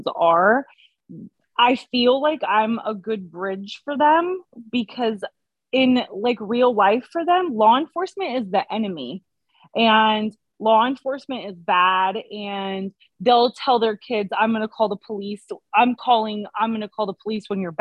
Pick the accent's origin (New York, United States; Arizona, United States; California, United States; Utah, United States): California, United States; Petaluma; I grew up in Petaluma, California